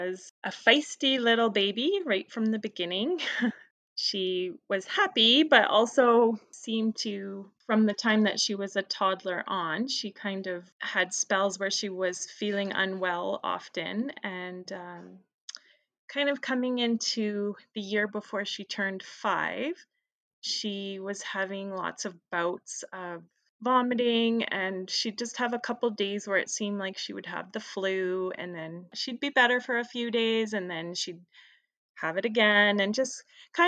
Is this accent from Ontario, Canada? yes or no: no; Calgary, Alberta, Canada; I am from Calgary and I am a social worker